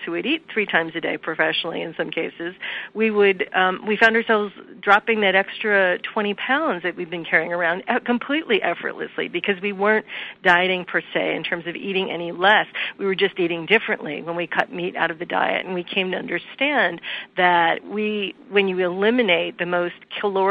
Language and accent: English; Midwest, United States; We grew up eating meat three times a day. I'm from the Midwest